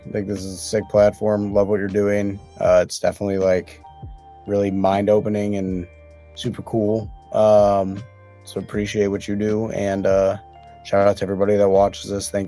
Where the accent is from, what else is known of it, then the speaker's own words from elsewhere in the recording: Chicago, Illinois, United States; There's my list of mixtapes is probably very skewed just because I'm from Chicago